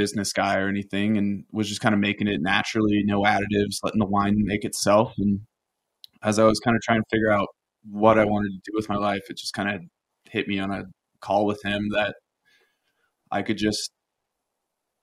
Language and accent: English; Paonia, Colorado, United States; also born or lived in Austin, Texas; when I was 8, we moved from Austin, Texas, where he was designing and building homes, to Paonia, a town of 2,000 people